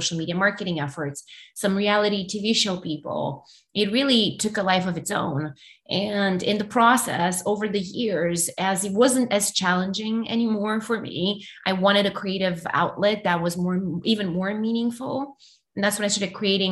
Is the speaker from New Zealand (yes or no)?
no; Romania; English is a second language; moved away as an adult; now in United States; I still had my whole family back in Romania.